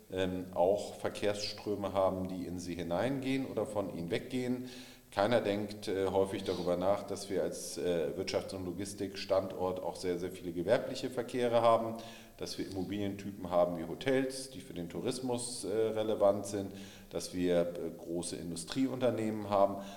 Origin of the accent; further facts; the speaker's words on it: Hamburg, Germany; In anderen Bereichen bin ich mit meiner Heimatstadt nicht ganz so glücklich. Ich denke, äh, dass man auch in Hamburg stärker über Angebote und äh, weniger über Verbote nachdenken soll.